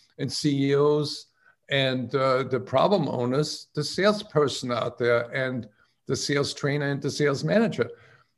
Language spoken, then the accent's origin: English; outside of Salzburg, Austria; now in United States; I grew up in outside of Salzburg in Thurgau, my grandmother ran a country inn